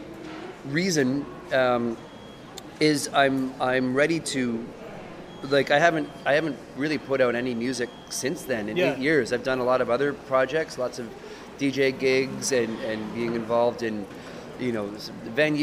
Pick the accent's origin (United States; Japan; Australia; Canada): Canada; Portage la Prairie, Manitoba; I grew up in Portage la Prairie